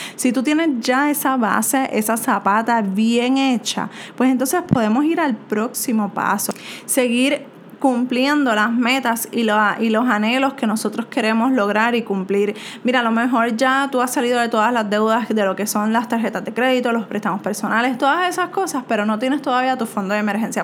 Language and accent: Spanish; Puerto Rico; soy de Puerto Rico